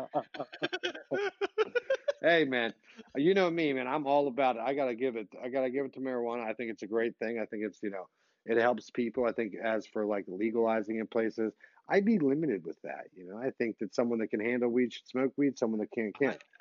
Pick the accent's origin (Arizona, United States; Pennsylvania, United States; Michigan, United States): Pennsylvania, United States; Philadelphia; I was born and raised in Philly